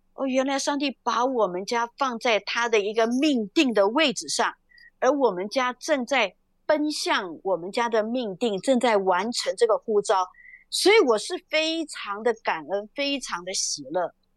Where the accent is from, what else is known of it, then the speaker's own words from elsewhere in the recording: Taiwan; moved away as an adult; now in Ukraine; 我们台湾人